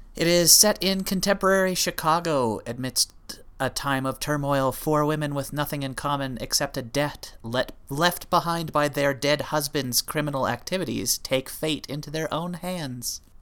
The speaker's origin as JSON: {"language": "English", "country": "Canada", "said": "we're Canadian"}